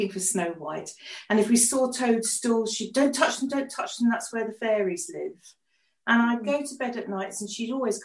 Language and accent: English; England, United Kingdom; English, we're English